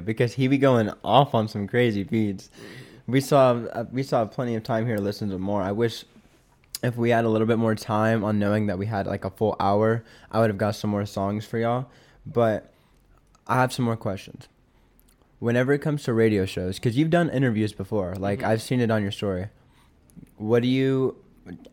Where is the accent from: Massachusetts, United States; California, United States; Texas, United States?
Texas, United States; Austin; from the Austin area